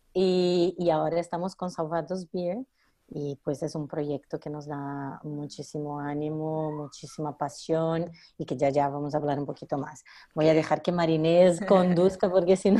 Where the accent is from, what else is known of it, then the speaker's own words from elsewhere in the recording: Brazil; moved away as an adult; now in Barcelona, Spain; soy brasileña